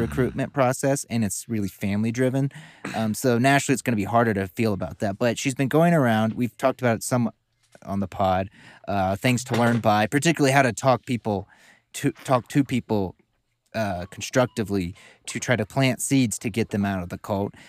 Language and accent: English; the South, United States; we're both from the South. Different areas.